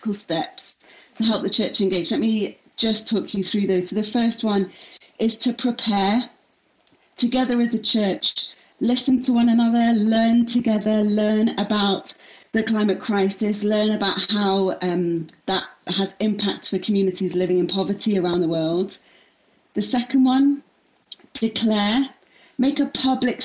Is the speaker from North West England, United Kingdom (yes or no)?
yes; Manchester, North West England, United Kingdom; moved away as an adult; also born or lived in Leeds / London; now in Cardiff, United Kingdom; I grew up in Manchester, went to university in Leeds, worked in London for a bit, and now I live in my favourite city of Cardiff.